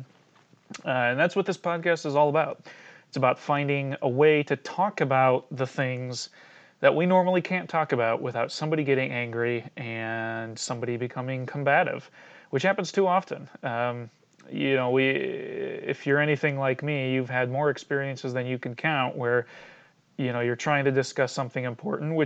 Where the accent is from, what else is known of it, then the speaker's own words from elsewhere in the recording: Cedar Rapids, Iowa, United States; I grew up in Cedar Rapids, Iowa